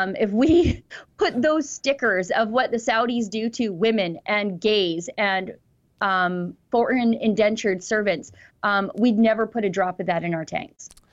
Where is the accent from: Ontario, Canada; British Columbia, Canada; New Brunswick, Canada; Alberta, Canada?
Alberta, Canada; us Albertans